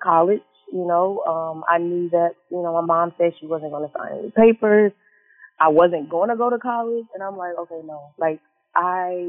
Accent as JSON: {"language": "English", "area": "Indianapolis and Chicago", "region": "Midwest", "country": "United States", "tie": "born or raised there", "moved": "as an adult", "lives_now": "Houston, United States", "said": "I am from Chicago, actually. So, yes, I grew up in Indianapolis and in Chicago. Majority of, like, both, half my life, I guess. Half my life in Indianapolis, half my life in Chicago"}